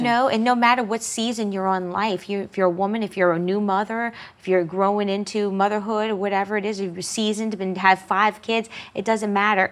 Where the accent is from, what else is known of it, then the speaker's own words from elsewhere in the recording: Metairie, Louisiana, United States; I grew up in the Metairie area